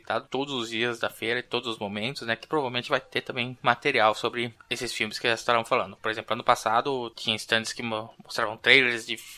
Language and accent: Portuguese; Rio de Janeiro, Brazil; sou do Rio de Janeiro